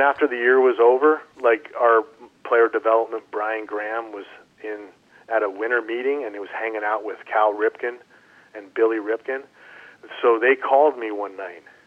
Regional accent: Canada; moved away as an adult; I grew up in Canada.

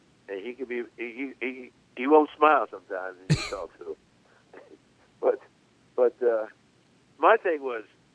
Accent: New York City, New York, United States; I'm from Brooklyn

